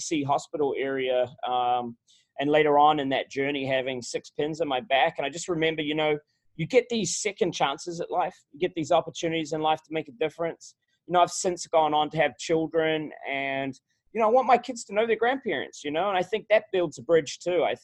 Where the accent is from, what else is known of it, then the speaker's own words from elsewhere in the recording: Auckland, New Zealand; moved away as an adult; also born or lived in Wellington, New Zealand / Stafford County, Virginia; now in Virginia, United States; I grew up in New Zealand. I grew up in Auckland, New Zealand